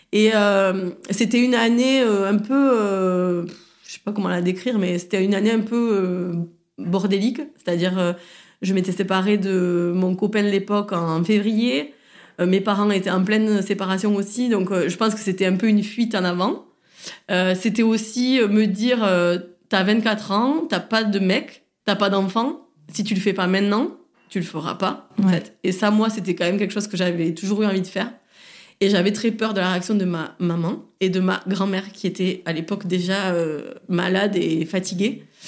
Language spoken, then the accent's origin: French; Saint-Gaudens, Occitania, France; moved away as an adult; also born or lived in Toulouse; now in Marseille, France; Je suis née et je viens de Saint-Gaudens, donc c'est une petite ville